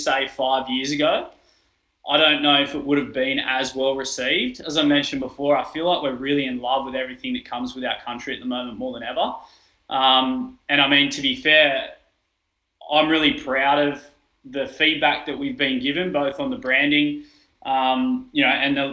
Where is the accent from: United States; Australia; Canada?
Australia; being an Australian